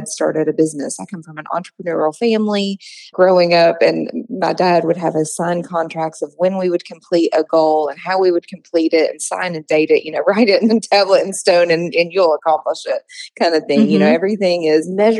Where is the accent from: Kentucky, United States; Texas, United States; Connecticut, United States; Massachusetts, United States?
Kentucky, United States; I'm born and raised in Kentucky